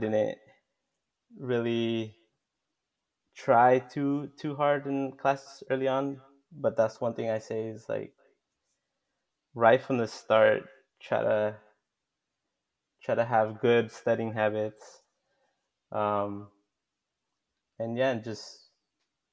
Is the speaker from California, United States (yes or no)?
yes; Oceanside, California, United States; now in Santa Maria, United States; I grew up in Oceanside, which is close to San Diego